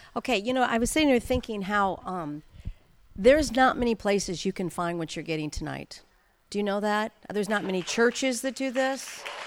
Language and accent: English; St. Louis, Missouri, United States; now in Anaheim Hills, United States; I grew up in Saint Louis, Missouri